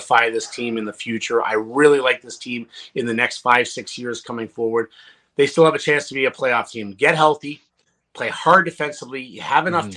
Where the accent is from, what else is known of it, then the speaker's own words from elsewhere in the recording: Ottawa, Ontario, Canada; I love coming back to Ottawa because I'm from Ottawa.